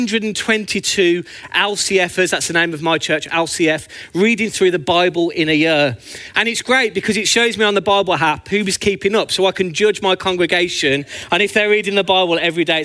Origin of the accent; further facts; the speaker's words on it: Birmingham, West Midlands, United Kingdom; also born or lived in Northampton; now in Luton, United Kingdom; as you can tell by my beautiful accent, I'm actually from Birmingham, but I always think of Northampton as home.